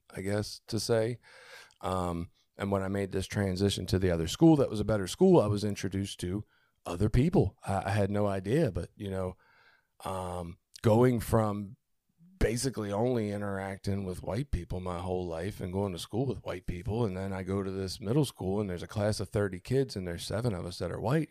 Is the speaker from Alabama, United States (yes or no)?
no; Baltimore, Maryland, United States; I grew up in Baltimore